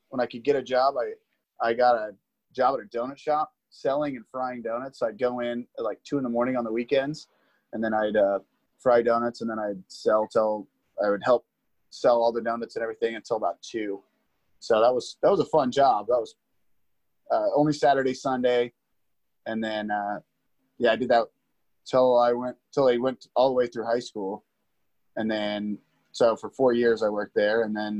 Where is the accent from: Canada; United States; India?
United States; Liberty, Missouri; No, absolutely not. It's a small town. It's not small anymore. It's really expanded pretty big. And it is one of those things that I grew up in a pretty much on a farm.